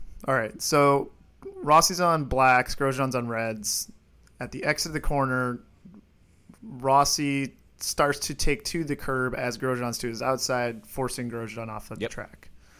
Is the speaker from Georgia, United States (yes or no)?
no; Iowa, United States; I was born in Iowa